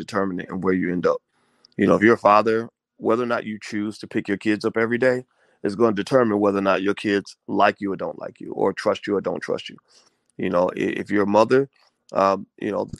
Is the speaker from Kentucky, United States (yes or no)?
yes; Kentucky, United States; I grew up in Kentucky.